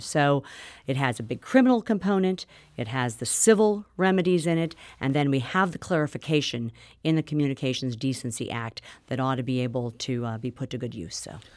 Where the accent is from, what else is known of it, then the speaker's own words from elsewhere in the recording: Missouri, United States; representing my hometown and Missouri's second district